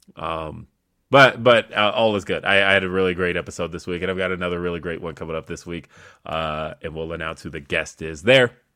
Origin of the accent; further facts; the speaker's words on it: California, United States; now in Colorado, United States; I'm originally from California. That's my home